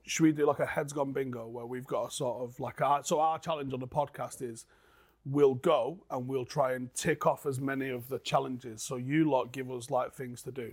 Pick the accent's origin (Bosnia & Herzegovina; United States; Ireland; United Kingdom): United Kingdom; Manchester, North West England